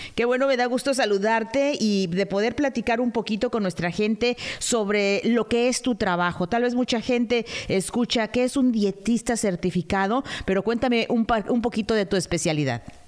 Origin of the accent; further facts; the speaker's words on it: Mexico; nosotros los mexicanos